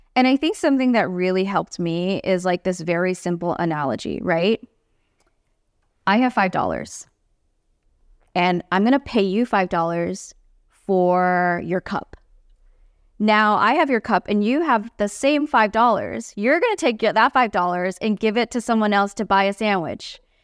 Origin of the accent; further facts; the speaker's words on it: Singapore; moved away as an adult; now in United States; I grew up in Singapore